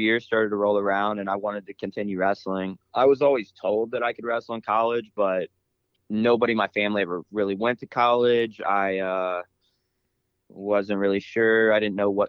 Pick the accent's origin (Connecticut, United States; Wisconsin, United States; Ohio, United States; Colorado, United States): Ohio, United States; Columbus; Growing up in Columbus, wrestling's everywhere